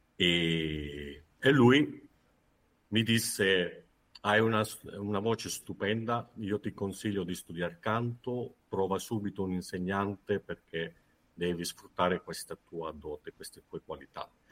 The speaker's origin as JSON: {"language": "Italian", "town": "San Severo", "region": "Apulia", "country": "Italy", "said": "sono pugliese di San Severo Foggia, quindi abitavo a San Severo"}